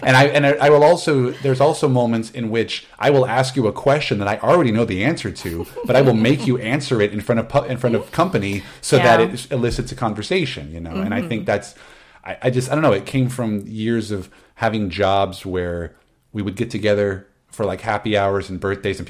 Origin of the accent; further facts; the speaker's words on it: Midwest, United States; I was always having to move around. I'm from the Midwest. I got it from my dad.